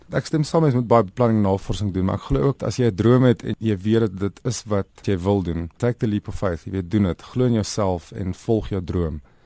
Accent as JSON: {"language": "Afrikaans", "country": "South Africa", "said": "ons as Suid-Afrikaners"}